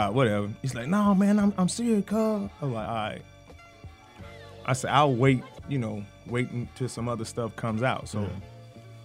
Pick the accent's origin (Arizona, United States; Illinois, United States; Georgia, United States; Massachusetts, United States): Georgia, United States; Atlanta; I'm from the A. I'm from Atlanta, Grady baby